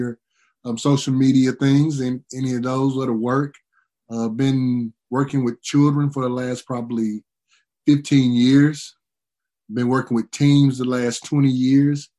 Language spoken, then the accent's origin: English; East Texas, United States; I grew up in East Texas